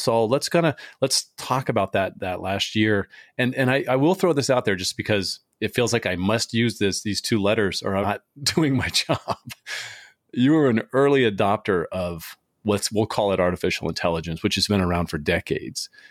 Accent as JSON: {"language": "English", "town": "San Diego", "region": "California", "country": "United States", "tie": "born or raised there", "moved": "as an adult", "said": "I grew up in San Diego for, I was there for almost forty years"}